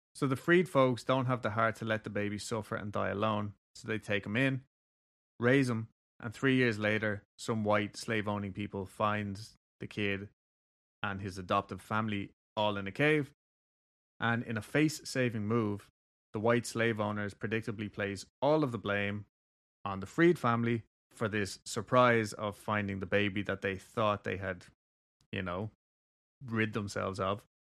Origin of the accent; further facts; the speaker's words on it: Kentucky, United States; I'm from Kentucky